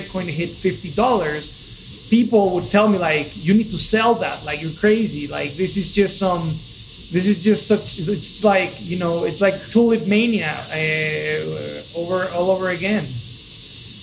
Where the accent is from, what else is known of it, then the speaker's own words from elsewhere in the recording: Mexico City, Mexico; moved away as an adult; also born or lived in United States / San Francisco; I'm originally from Mexico. I was born and raised in Mexico City, and then I went to college to the States.